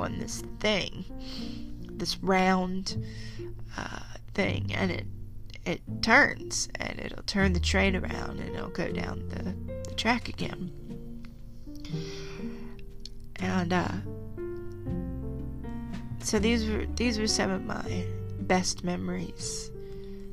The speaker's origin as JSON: {"language": "English", "region": "the South", "country": "United States", "tie": "born or raised there", "said": "my childhood growing up in the South."}